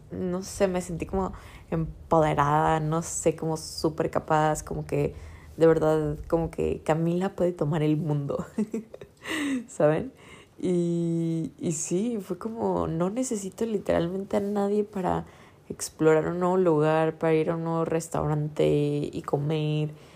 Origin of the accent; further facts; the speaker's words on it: Guadalajara, Jalisco, Mexico; yo crecí en Guadalajara 20 años de mi vida